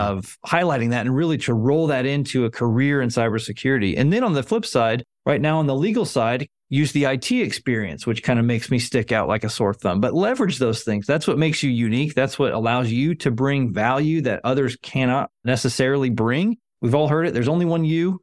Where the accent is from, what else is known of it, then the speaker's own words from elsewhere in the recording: Arizona, United States; moved away; I grew up in Arizona